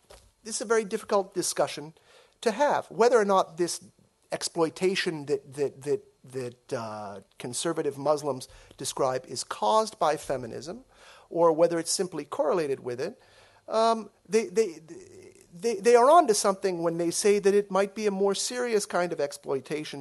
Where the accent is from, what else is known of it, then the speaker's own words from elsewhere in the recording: United States; as an American